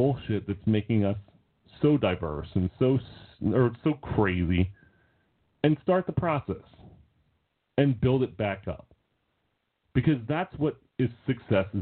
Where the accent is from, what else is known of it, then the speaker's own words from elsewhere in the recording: United States; It's not easy being American